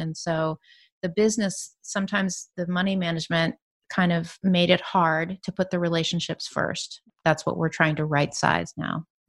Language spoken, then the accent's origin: English; San Francisco Bay Area, California, United States; also born or lived in New York City; I grew up in the San Francisco Bay Area